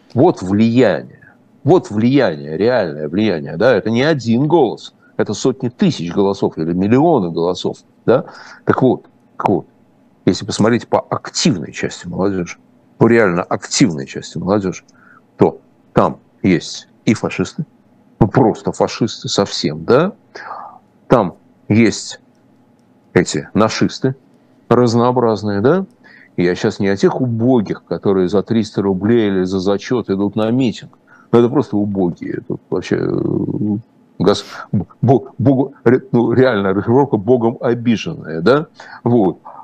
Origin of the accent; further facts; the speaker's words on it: Russia; я, российский еврей